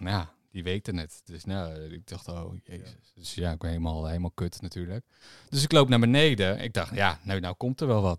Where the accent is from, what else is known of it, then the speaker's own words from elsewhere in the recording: Harderwijk, Gelderland, Netherlands; Ik kom natuurlijk uit Harderwijk